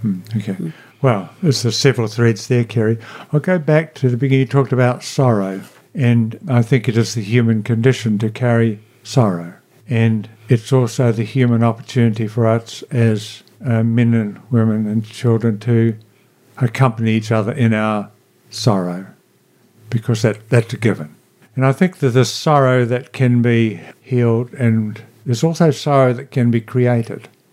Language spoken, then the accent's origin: English; Blenheim, Marlborough, New Zealand; also born or lived in Picton / Nelson; I grew up in Nelson and Marlborough as a teenager